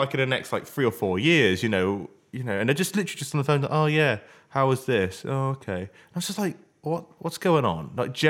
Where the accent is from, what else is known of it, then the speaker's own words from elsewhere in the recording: United Kingdom; Yeah, but we're British. We're too polite.